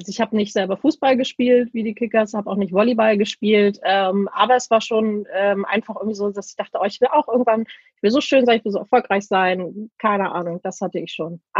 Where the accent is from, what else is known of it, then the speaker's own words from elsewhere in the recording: Laboe, Schleswig-Holstein, Germany; Bin ein äh, gebürtiges Nordlicht, ein sehr glückliches Nordlicht. Und ähm, ja, meine Eltern, äh, wir, also wir haben immer in Labö gewohnt